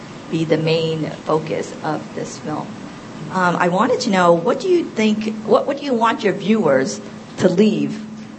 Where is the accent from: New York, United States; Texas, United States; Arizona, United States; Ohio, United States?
New York, United States; New York City; I grew up in Chinatown in the 70s.